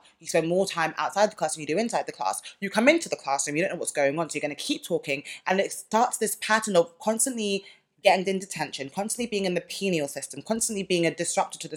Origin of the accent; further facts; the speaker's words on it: London, United Kingdom; we're born and raised in London